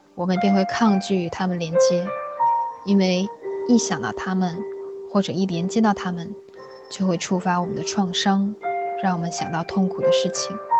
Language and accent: Chinese; China; 我们中国人表达情绪和表达情感的方式很内敛